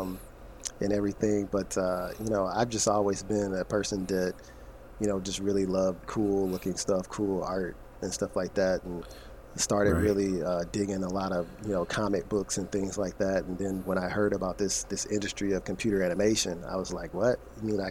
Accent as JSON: {"language": "English", "town": "St. Louis", "region": "Missouri", "country": "United States", "tie": "born or raised there", "moved": "yes", "said": "I'm originally born and raised in St. Louis, Missouri"}